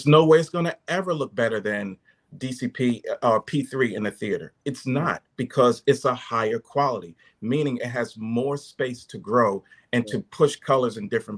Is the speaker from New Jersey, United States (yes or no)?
yes; New Jersey, United States; I'm from Jersey